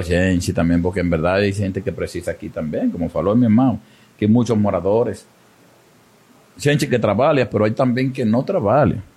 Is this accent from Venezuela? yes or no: yes; Venezuela; moved away as an adult; now in Amazonas, Brazil; yo también soy migrante venezolano